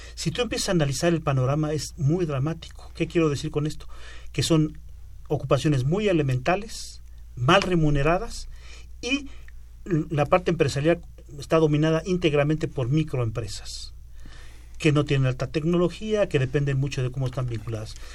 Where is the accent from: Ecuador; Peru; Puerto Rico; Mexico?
Mexico; como mexicano